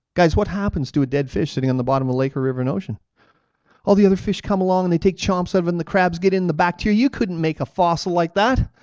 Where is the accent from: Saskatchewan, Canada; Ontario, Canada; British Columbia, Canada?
Ontario, Canada; I say, Ontario